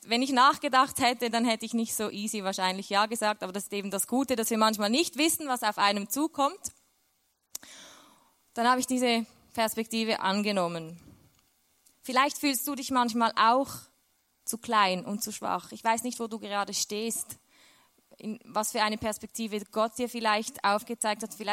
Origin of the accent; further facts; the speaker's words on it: Switzerland; now in Austria; Und aus der Schweiz weg, ich bin Schweizerin, ich weiß, man hört es fast nicht.